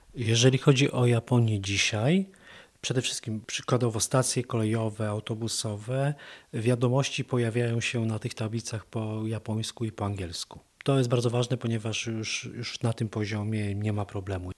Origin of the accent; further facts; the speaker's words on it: Poland; jesteśmy z Polski